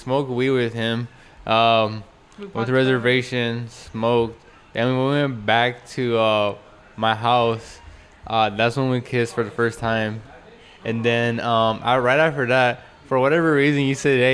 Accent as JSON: {"language": "English", "town": "Fresno", "region": "California", "country": "United States", "said": "I'm from Fresno"}